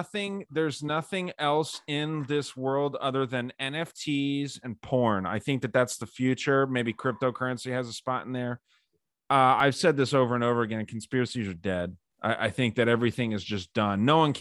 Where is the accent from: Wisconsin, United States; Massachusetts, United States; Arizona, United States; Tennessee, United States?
Arizona, United States; Tucson; being here in Tucson, and this is the only city I've ever lived in.